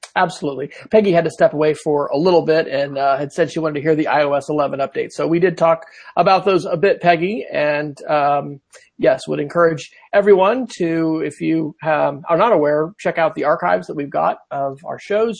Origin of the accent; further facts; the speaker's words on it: Manhattan, Kansas, United States; my hometown of Manhattan, Kansas